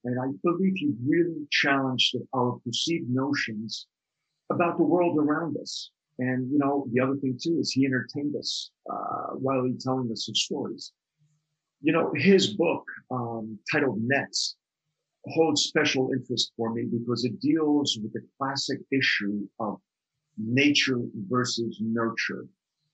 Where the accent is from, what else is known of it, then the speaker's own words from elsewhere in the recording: outside New York City, New Jersey, United States; ever since I was a little kid growing up outside New York City in New Jersey